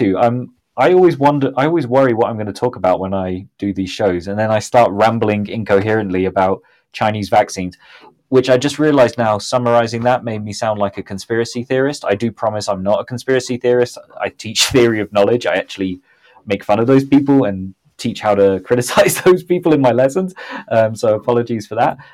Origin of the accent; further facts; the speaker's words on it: Southampton, South East England, United Kingdom; now in Mexico City, Mexico; my hometown of Southampton